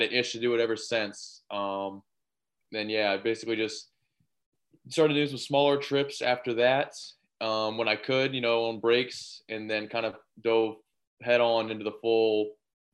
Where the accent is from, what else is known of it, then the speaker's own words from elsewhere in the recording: Ottawa, Ohio, United States; I'm from Ottawa, Ohio. It's a small town in Northwest Ohio. Grew up playing sports, and we own a farm